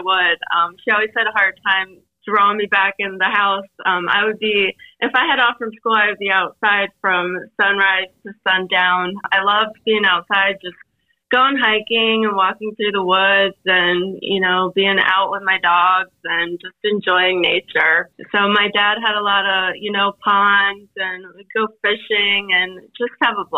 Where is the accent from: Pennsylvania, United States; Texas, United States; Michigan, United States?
Pennsylvania, United States; Northeast; I grew up born and raised in Northeast Pennsylvania